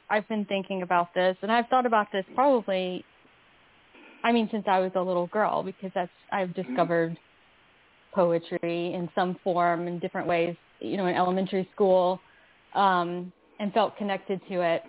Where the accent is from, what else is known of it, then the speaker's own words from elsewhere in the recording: Phenix City, Alabama, United States; also born or lived in Kentucky / Columbus, Georgia; I grew up really poor in the South, partially in Alabama and partially in Kentucky.